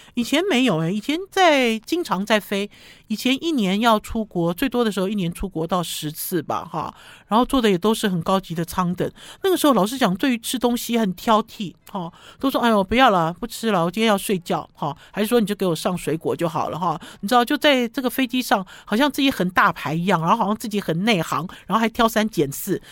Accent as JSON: {"language": "Chinese", "country": "Taiwan", "said": "在台湾这块土地生长的人"}